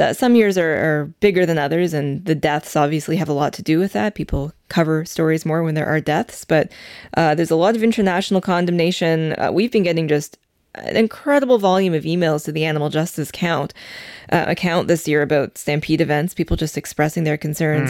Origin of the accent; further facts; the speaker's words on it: Calgary, Alberta, Canada; moved away; I was born in Calgary. My family's still there